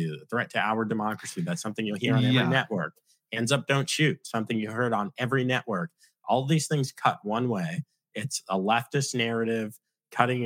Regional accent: United States; as an American watching and living through things like the 2020 election

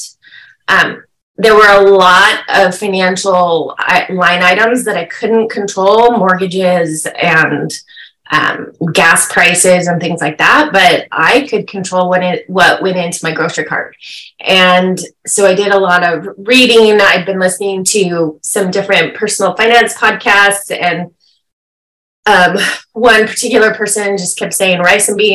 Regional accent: California, United States; moved away as an adult; also born or lived in Midwest; We're from California, but we had moved there for a time

